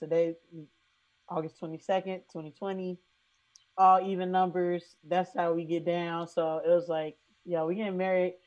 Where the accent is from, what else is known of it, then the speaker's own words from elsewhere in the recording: Silverton, Ohio, United States; I'm from Silverton, Ohio